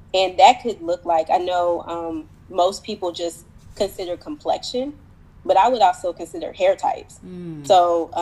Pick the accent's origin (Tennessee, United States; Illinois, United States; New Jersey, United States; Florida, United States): Tennessee, United States; Nashville; moved away as an adult; also born or lived in DMV area (Washington, D.C. metro); now in Washington, D.C. area, United States; I'm from Nashville, Tennessee. I moved to the DMV area late 2018